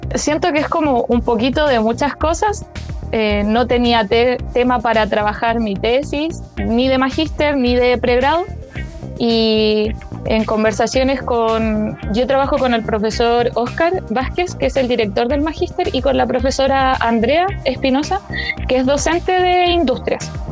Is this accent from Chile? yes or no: yes; Chile; moved away as an adult; now in Santiago, Chile; yo vengo de, de, región, no soy santiaguina, eh, entonces yo estaba acostumbrada como a un tipo de educación y llegar a, la universidad es hacer ese cambio de pasar de toda la educación en colegios municipales de región a la universidad en Santiago